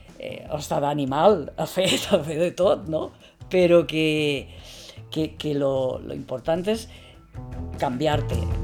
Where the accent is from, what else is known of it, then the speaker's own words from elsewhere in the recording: Carlet, Valencian Community, Spain; vaig néixer el 31 d'octubre del 1956 en Carlet, un poble de la Ribera Alta de València